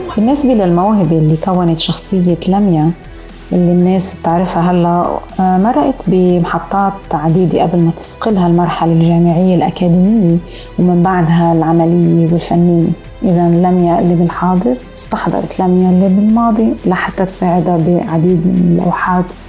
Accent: Beirut, Beirut Governorate, Lebanon; moved away as an adult; also born or lived in Montreal, Canada; لأنها هي مدينتي ومدينة أهلي وجدودي

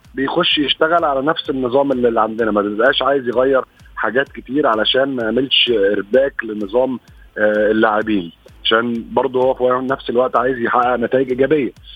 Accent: Egypt; عندنا في مصر

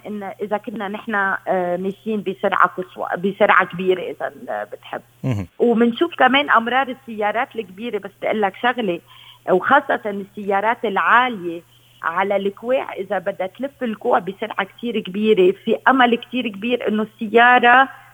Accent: Lebanon; عندنا بلبنان

